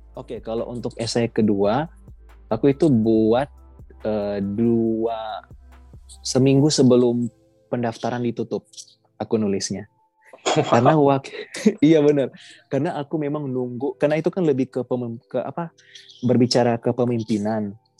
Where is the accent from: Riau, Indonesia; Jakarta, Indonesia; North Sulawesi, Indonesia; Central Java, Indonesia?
North Sulawesi, Indonesia; Manado; asal aku dari Manado, Sulawesi Utara